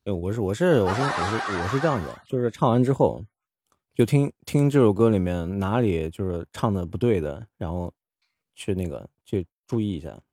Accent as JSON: {"language": "Chinese", "town": "Suzhou", "region": "Jiangsu", "country": "China", "said": "我是苏州人"}